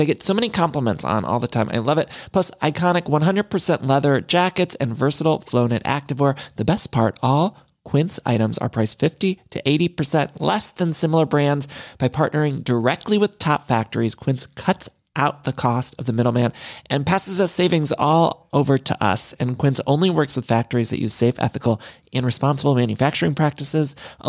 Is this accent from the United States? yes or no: yes; Midwest, United States; now in Los Angeles, United States; I'm from the Midwest, but I've lived in California